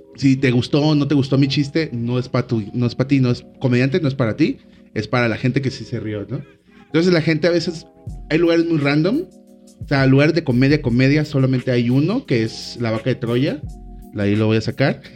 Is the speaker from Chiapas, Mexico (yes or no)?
no; Colima, Mexico; also born or lived in Guadalajara; vengo de Colima